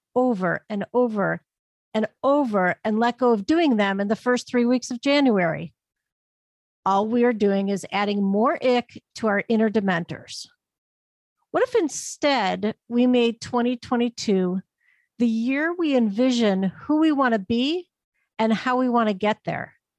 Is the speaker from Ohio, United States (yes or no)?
yes; Northeast Ohio, United States; lake effect snow in my hometown in Northeast Ohio.